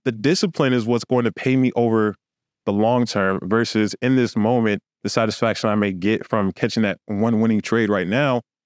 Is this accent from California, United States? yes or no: yes; Los Angeles, California, United States; moved away; also born or lived in Houston; I literally lived on, uh, Hollywood Boulevard.